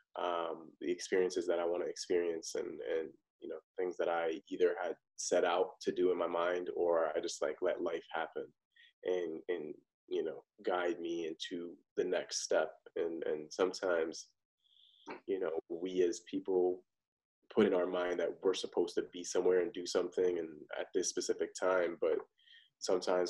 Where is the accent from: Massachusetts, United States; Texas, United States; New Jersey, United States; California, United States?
New Jersey, United States; Parsippany; I grew up in Parsippany, New Jersey, nice suburban neighborhood